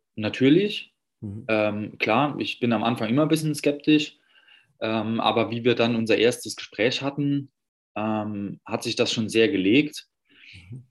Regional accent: Saarland, Germany; now in Berlin, Germany; wohne jetzt in Berlin, komme aber ursprünglich aus dem Saarland

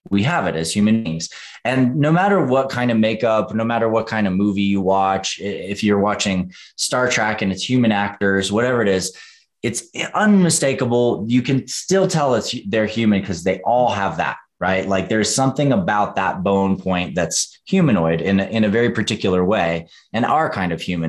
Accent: Western North Carolina, United States; I grew up in Western North Carolina

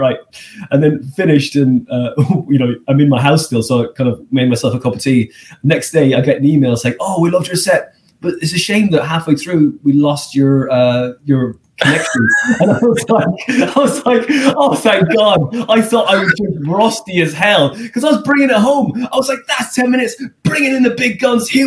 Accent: Skibbereen, Munster, Ireland; moved away; I'm from that small place.

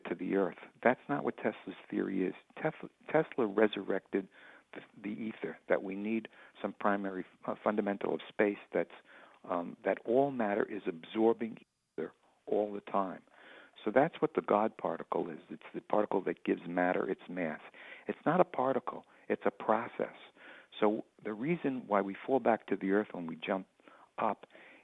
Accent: West Hempstead, New York, United States; As a kid, I grew up in West Hempstead

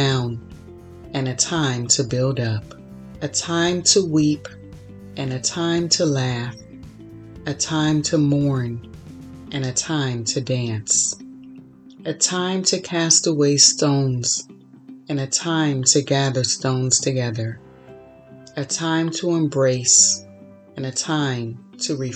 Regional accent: Florida, United States; moved away as an adult; also born or lived in Chicago; now in California, United States; I was born and raised in Florida. Then I moved to Chicago, lived there for 8 years, and then moved to California

